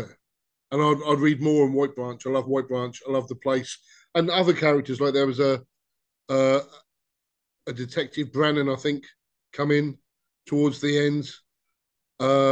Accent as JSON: {"language": "English", "area": "Crookhorn", "region": "South East England", "country": "United Kingdom", "tie": "born or raised there"}